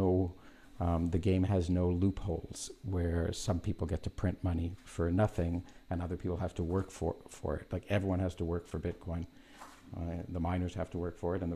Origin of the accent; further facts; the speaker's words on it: Canada; I'm Canadian